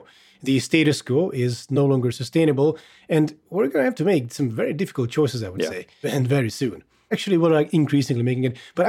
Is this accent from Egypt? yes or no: no; Hungary; I am Hungarian, if anyone's wondering. I grew up in Hungary.